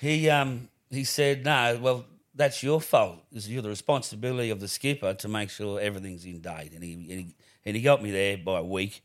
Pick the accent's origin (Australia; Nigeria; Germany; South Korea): Australia; I'm the …